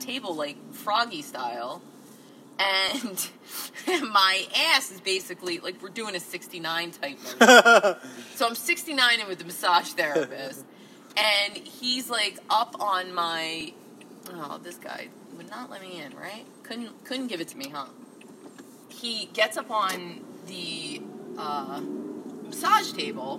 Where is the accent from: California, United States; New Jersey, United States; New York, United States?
New Jersey, United States; Jersey City; I'm from Jersey City